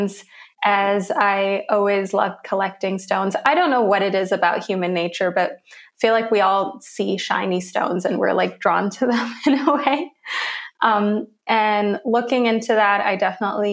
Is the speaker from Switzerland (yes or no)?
yes; Switzerland; also born or lived in Lagos, Nigeria / Zurich / London; I was there for a few years, but we always kind of had another home here in Switzerland. And then I came to Switzerland full time when I was 7